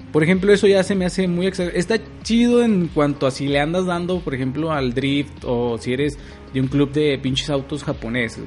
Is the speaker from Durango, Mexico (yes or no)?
yes; Durango, Mexico; en mi tierra, güey, Durango